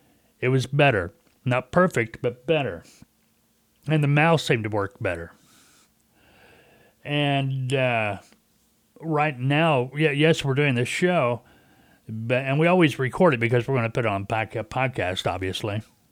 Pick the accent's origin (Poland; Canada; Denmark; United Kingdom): Canada; Hey, like I'm from Canada. We got to get more music.